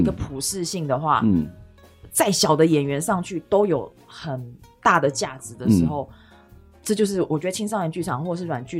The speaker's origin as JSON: {"language": "Chinese", "town": "Chiayi", "region": "Chiayi City", "country": "Taiwan", "tie": "born or raised there", "said": "我是在嘉义市长大的小孩"}